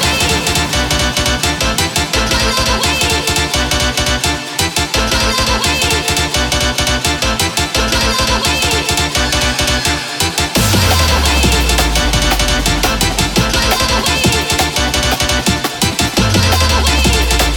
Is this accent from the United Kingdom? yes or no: yes; Southampton, South East England, United Kingdom; my hometown crew, Southampton, UK.